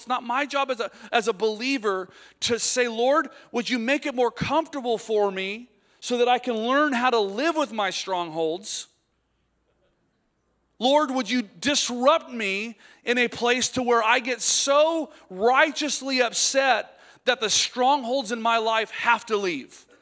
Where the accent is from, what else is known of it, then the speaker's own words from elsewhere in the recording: United States; as American preachers